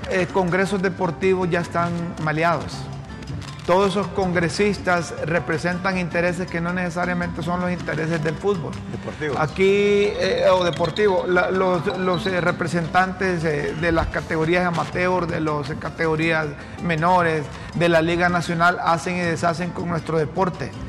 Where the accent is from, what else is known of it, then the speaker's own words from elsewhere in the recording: Honduras; soy de Honduras.